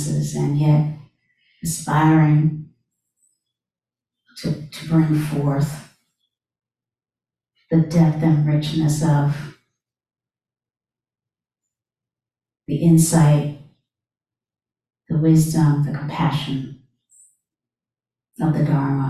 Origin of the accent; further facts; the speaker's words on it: North Carolina, United States; growing up in America, born in 1967, in North Carolina